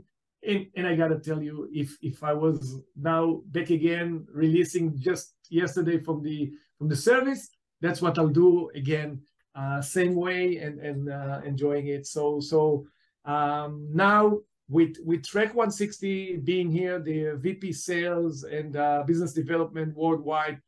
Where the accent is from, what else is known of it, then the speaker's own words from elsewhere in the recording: Israel; also born or lived in New York, United States; I was born in New York, and then my family moved to Israel back at the 70s and was raised in Israel